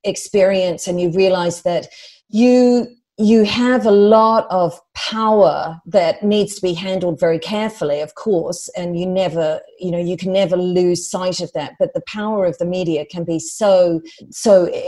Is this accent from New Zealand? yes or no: yes; New Zealand; moved away; I come from New Zealand